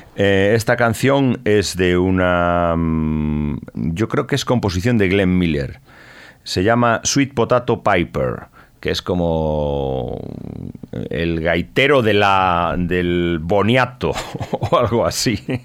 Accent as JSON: {"language": "Spanish", "town": "Tui", "region": "Galicia", "country": "Spain", "tie": "born or raised there", "said": "el grupo ocarinista tudense, un grupo de ocarinas que había en mi pueblo"}